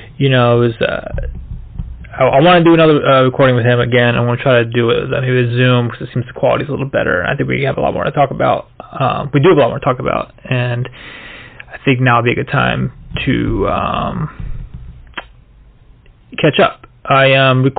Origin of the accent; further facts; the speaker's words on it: Florida, United States; moved away as an adult; growing up in Florida